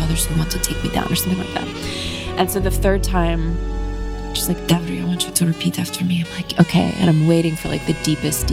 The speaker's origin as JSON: {"language": "English", "country": "Ireland", "said": "I'm Irish."}